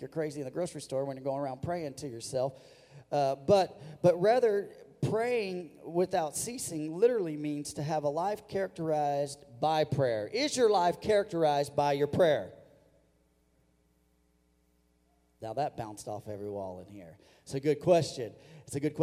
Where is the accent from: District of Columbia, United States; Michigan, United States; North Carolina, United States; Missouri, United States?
Missouri, United States; I grew up in Missouri